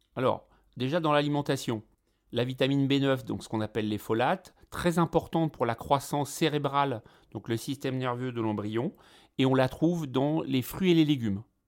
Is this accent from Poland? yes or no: no; France; ici chez nous, en France